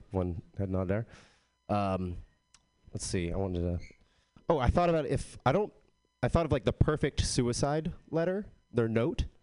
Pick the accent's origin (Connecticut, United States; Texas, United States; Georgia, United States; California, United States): Texas, United States; I am from Texas, but I don't have a Texas accent.